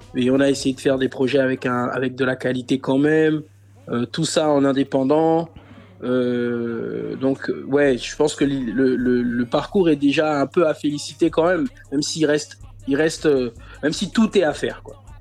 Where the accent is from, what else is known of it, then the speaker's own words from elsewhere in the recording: Libreville, Estuaire, Gabon; moved away as an adult; now in France; je suis né à Libreville, j'ai grandi à Libreville, je suis arrivé en France il y a, il y a bientôt 10 ans.